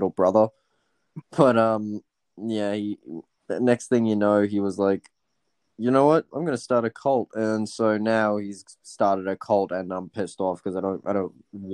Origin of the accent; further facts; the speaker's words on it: Australia; I'm Australian